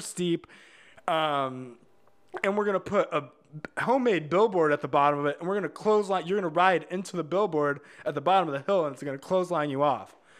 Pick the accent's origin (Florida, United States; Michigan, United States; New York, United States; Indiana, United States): Indiana, United States; Hobart; We all grew up in, uh, like, Northwest Indiana, about four, w, in a town called Hobart